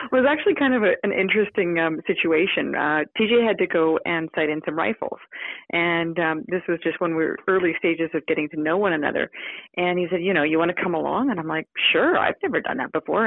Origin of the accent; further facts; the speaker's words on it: Victoria, British Columbia, Canada; I grew up in Victoria, BC, I spent most of my childhood either uh, competing with horses or sailing